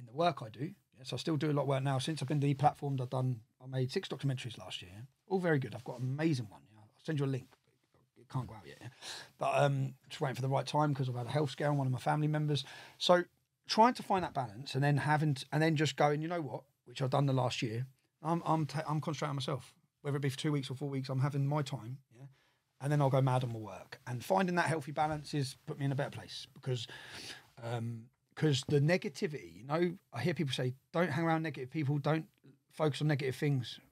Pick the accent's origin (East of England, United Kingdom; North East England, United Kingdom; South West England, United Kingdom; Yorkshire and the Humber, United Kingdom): East of England, United Kingdom; Luton; I'm from Luton